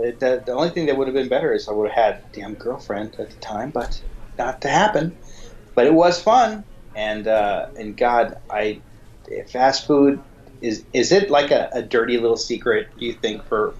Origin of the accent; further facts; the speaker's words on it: California, United States; growing up in California where I did